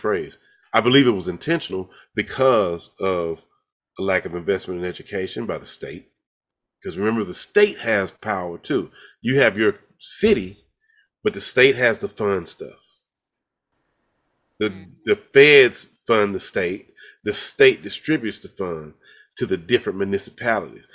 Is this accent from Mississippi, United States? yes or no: yes; Jackson, Mississippi, United States; moved away; I grew up in Jackson